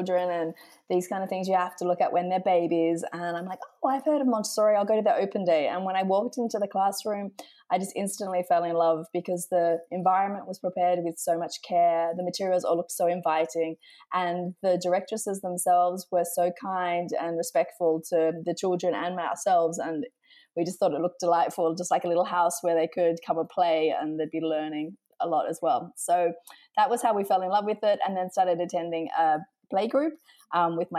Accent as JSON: {"language": "English", "country": "Australia", "moved": "yes", "lives_now": "Amsterdam, Netherlands", "said": "I'm originally from Australia"}